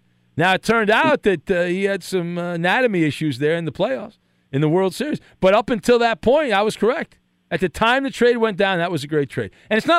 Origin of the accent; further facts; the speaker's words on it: United States; We're American.